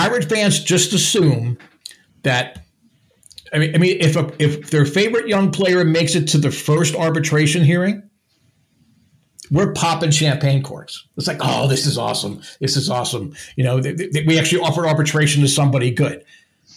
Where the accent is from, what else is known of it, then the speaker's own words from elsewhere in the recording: New Jersey, United States; I'm from New Jersey